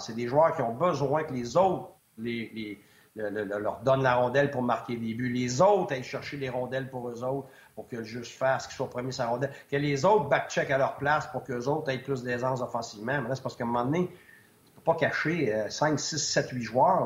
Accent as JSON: {"language": "French", "region": "Quebec", "country": "Canada", "also_born_or_lived": "United States / Switzerland", "moved": "as an adult", "said": "je suis un Québécois"}